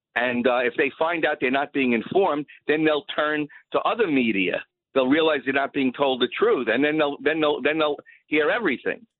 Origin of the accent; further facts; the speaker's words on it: Long Island, New York, United States; moved away as an adult; also born or lived in West Islip; now in South Carolina, United States; I'm from Long Island